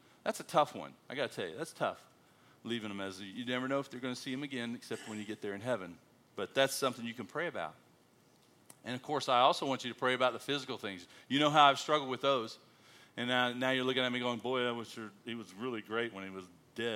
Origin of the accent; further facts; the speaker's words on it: United States; moved away as an adult; now in Australia; I'm American